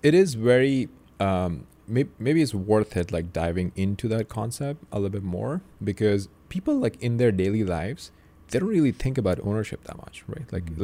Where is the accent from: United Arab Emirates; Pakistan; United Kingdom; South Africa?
Pakistan; now in United States; I grew up in Pakistan